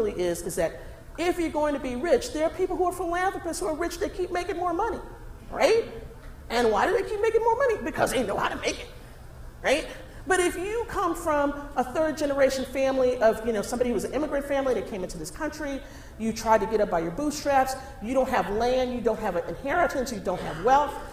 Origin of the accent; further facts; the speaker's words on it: Texas, United States; moved away; I grew up in Texas